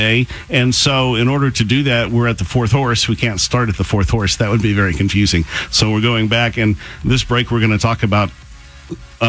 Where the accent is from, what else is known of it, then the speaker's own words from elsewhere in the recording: United States; Growing up in America